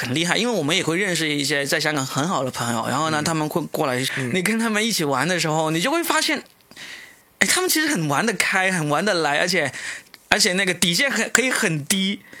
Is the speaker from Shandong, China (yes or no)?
no; Guangdong, China; 就他们听到我们是广东人都有点亲切那种感觉。